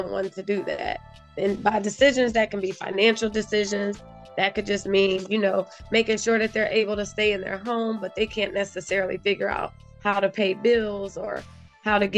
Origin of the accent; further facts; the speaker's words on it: North Carolina, United States; moved away as an adult; also born or lived in Ohio; now in Philadelphia, United States; Originally, I'm from Ohio. I grew up between North Carolina and Ohio